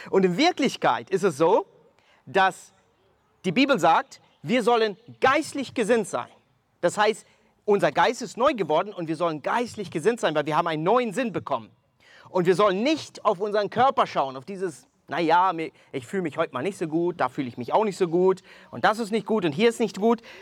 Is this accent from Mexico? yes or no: yes; Mexico; now in Germany; ich komme ursprünglich aus Mexiko, wohne seit 19 Jahren in Deutschland